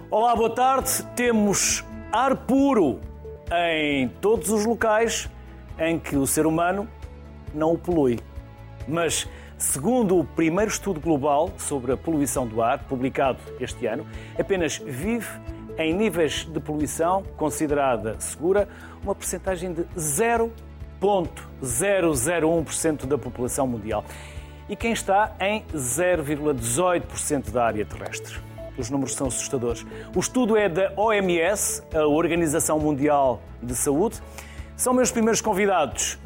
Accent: Porto, Norte, Portugal; mas eu também sou do Porto, trabalho em João, mas sou do Porto.

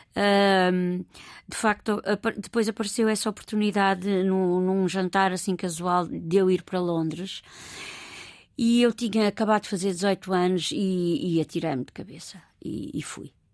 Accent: Lisbon, Portugal; also born or lived in Olivais, Lisbon / Encarnação, Lisbon / London, United Kingdom / Sintra; cresci em Campo de Orique, com todos os valores agregados a Campo de Orique

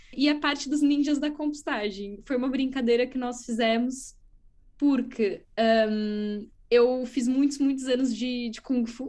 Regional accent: Brazil; moved away as an adult; also born or lived in France / Middle East / São Paulo; now in Coimbra, Portugal; eu nasci no Brasil, fiz universidade no Brasil

